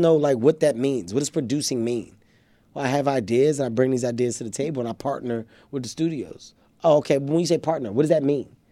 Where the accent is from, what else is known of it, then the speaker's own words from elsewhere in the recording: Philadelphia, Pennsylvania, United States; I come from North Philadelphia. Uh, I'm an inner city kid.